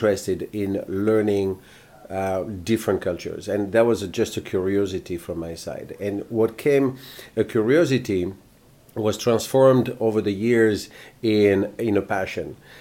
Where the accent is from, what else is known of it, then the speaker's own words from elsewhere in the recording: Bordeaux, Nouvelle-Aquitaine, France; I was born in France, in a place called Bordeaux